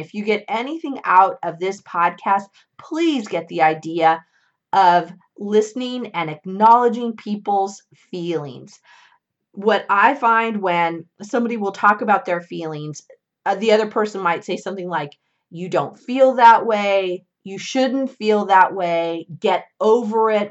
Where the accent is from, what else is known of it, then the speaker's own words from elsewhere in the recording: California, United States; my home state of California